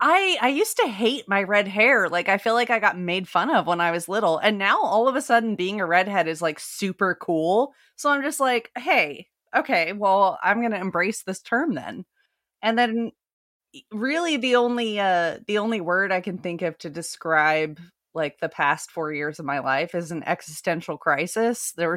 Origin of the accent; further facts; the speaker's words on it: Utah, United States; Plus just growing up in Northern Utah, you know, it was Mormons that settled that whole area.